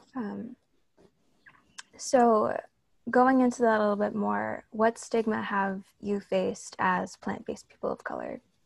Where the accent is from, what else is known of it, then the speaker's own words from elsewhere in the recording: New York City, New York, United States; I'm also from New York, so I have a lot of family in the city as well